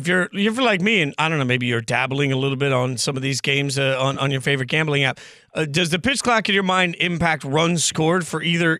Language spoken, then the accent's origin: English; Las Vegas, Nevada, United States; I'm from Vegas.